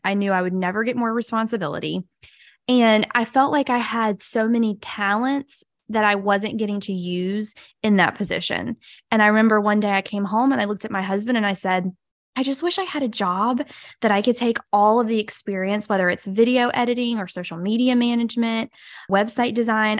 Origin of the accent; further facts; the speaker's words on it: Brewton, Alabama, United States; now in Mobile, United States; I'm originally from a little town called Bruton, Alabama, but now I have lived in Mobile, Alabama